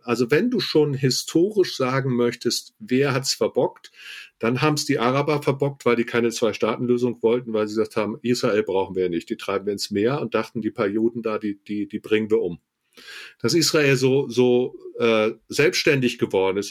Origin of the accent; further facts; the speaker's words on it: Germany; als Deutscher